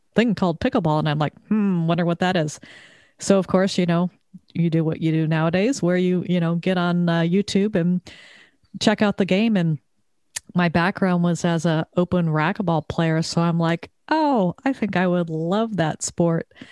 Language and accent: English; Southern California, United States; moved away as an adult; also born or lived in Texas; now in Connecticut, United States; I moved to Connecticut after growing up in Southern California, living in Texas for twenty-five years